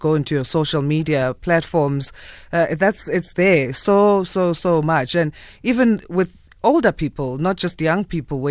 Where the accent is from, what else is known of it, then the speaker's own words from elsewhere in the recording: South Africa; as a South African